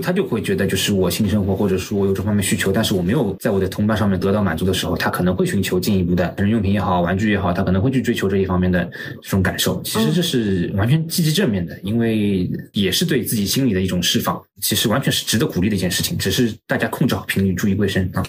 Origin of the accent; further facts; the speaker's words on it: China; 我们中国人的夫妻生活